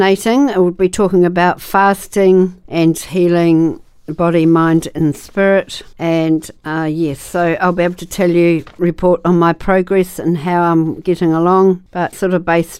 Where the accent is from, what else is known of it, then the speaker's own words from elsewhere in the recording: Wakefield, Tasman, New Zealand; I grew up near Wakefield. We had 5 acres of beautiful land with lots of beautiful old totara trees on the property